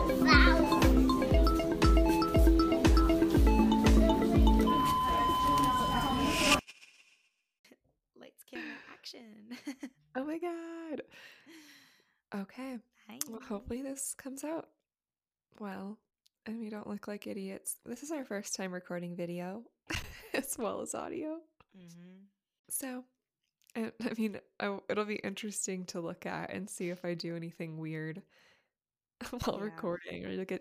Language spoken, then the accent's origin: English; San Diego, California, United States; now in Denver, United States; growing up in San Diego, there's no snow